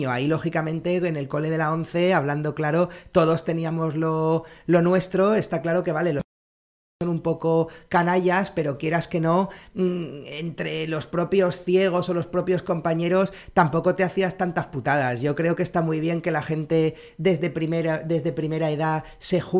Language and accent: Spanish; Santa Cruz de Tenerife, Canary Islands, Spain; yo eh, soy canario, soy nacido en Santa Cruz de Tenerife.